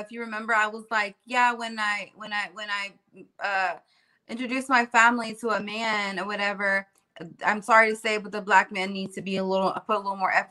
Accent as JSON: {"language": "English", "region": "California", "country": "United States", "tie": "born or raised there", "also_born_or_lived": "Florida", "said": "I was born and raised in California. And then halfway born and raised in Florida and around the hood and all these different cultures."}